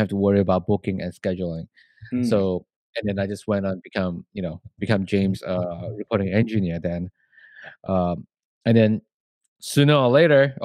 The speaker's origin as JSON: {"language": "English", "country": "Malaysia", "moved": "yes", "said": "I'm from Malaysia"}